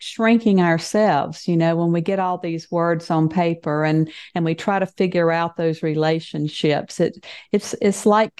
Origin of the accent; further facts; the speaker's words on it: the South, United States; I grew up in the South and we don't want to hurt anybody's feelings.